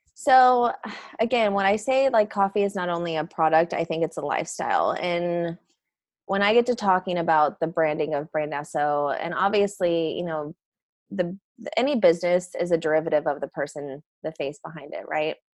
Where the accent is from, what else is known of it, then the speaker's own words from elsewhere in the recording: St. Charles, Missouri, United States; now in San Diego, United States; I am originally from St. Charles, Missouri